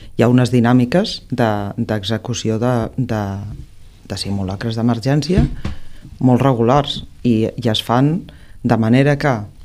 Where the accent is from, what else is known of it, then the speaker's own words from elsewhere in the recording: Reus, Catalonia, Spain; amics i amigues no? de Reus de tota la vida, no? de, de quan ets petit, de quan anaves a l'institut